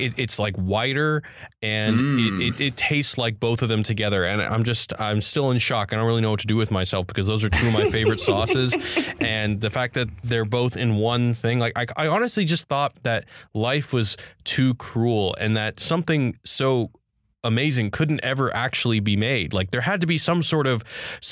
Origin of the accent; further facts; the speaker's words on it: Houston, Texas, United States; also born or lived in Austin, Texas; I am from Houston, Texas, and I actually went to college in Austin.